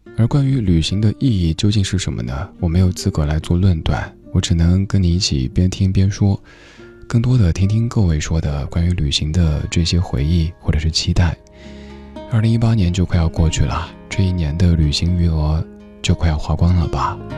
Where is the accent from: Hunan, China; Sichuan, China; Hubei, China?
Sichuan, China; Chengdu; 我的家乡成都